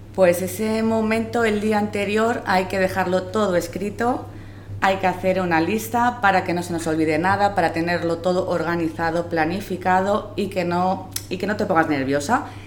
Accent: Madrid, Community of Madrid, Spain; instituciones penitenciarias y soy de Madrid

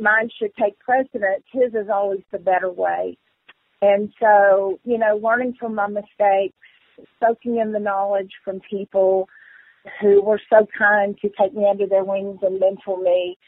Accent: North Carolina, United States; I was from North Carolina

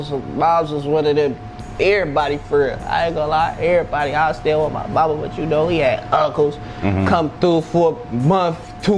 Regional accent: San Francisco, California, United States; I'm from Eddie Street, California, bro. When I meet a different nigga, I'm not saying I'm from the city. Woo. Nigga, I'm saying I'm from Eddie Street, nigga. I'm from Eddie Street. I'm from Eddie Street, bro.

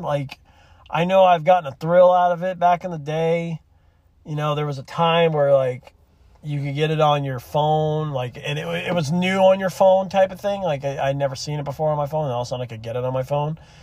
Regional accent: Gulf Shores, Alabama, United States; moved away; I'm from Gulf Shores. I lived there for a couple years when I'm, in my childhood

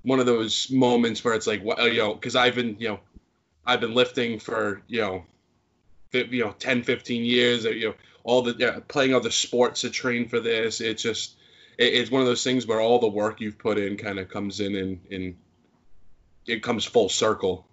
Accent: Fall River, Massachusetts, United States; I grew up in Fall River.

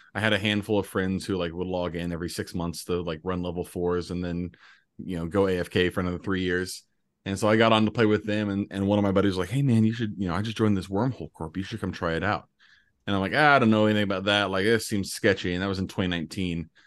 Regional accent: Indianapolis, Indiana, United States; moved away as an adult; I'm from Indianapolis originally

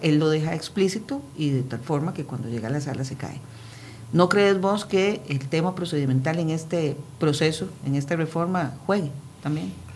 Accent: Costa Rica

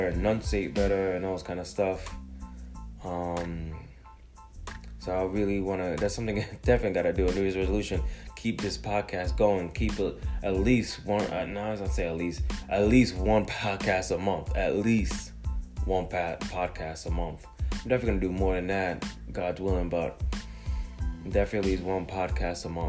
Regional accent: Jamaica; now in United States; I was born in Jamaica, you know, a third world country, island, whatever you want to call it, came to America

